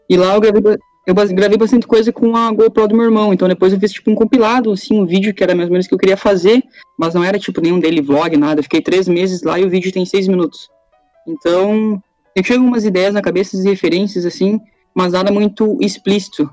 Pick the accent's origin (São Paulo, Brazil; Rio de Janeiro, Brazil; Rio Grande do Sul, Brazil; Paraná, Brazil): Rio Grande do Sul, Brazil; Passo Fundo; moved away as an adult; now in Ireland; Eu sou de Passo Fundo também, sou de outra cidade, na verdade, do Rio Grande do Sul, mas eu era de Passo Fundo